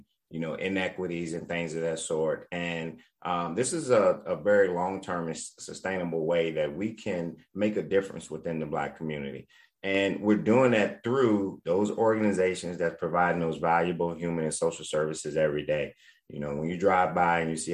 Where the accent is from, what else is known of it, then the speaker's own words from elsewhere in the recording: Richmond, Virginia, United States; born and raised in Richmond, Virginia.